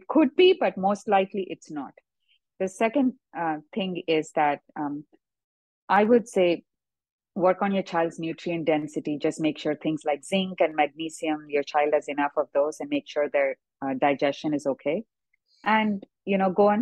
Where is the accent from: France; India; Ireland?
India; South India; moved away; when I grew up in India